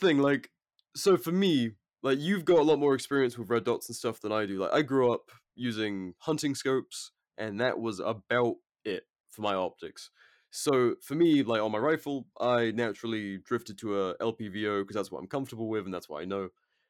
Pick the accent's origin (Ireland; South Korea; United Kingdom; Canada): United Kingdom; England; now in United States; but I've been living here for like over 4 years now. So, and my girlfriend's American, so I'm just, my accent is fucked. And I don't, Christ, the only Brits that I speak to are my mates back home, which is like intermittent, and my parents.